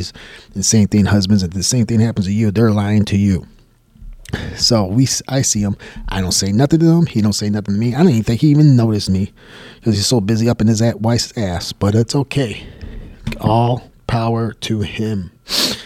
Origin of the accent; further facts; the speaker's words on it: Michigan, United States; moved away as an adult; also born or lived in Buffalo, New York; I'm from Michigan and I was working at one of the auto companies